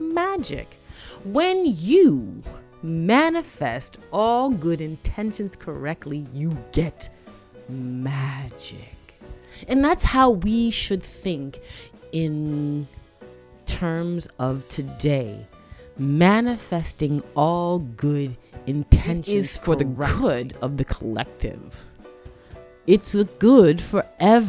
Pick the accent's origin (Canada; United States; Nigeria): Canada; Toronto, Ontario; I grew up in Toronto, Canada, and Scarborough.